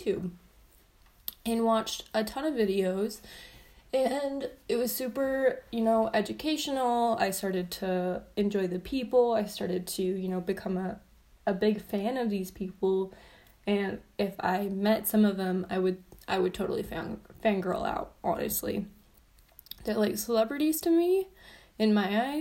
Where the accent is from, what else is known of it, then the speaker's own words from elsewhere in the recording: southern Utah, United States; moved away as an adult; now in Salt Lake City, United States; I grew up in southern Utah